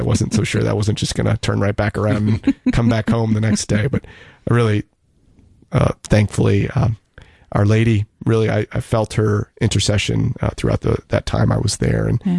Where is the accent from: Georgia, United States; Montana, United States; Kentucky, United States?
Georgia, United States; Atlanta; also born or lived in Toronto, Canada; my family moved from, I was born in Toronto, Canada. We moved to Atlanta on August 15th, 1991. And then August 15th, 2002 was the day I remember I left Atlanta to go to seminary.